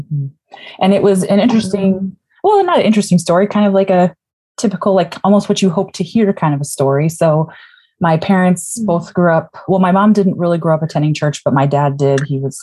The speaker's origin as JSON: {"language": "English", "area": "Twin Cities area", "region": "Minnesota", "country": "United States", "tie": "born or raised there", "also_born_or_lived": "Chicago / Saskatchewan / Alberta", "moved": "yes", "lives_now": "Shoreline, United States", "said": "I currently live in Shoreline, Washington. I just started as associate pastor at Shoreline Covenant Church, but I grew up in Minnesota and in the Twin Cities area, and I've kind of lived in a lot of different places."}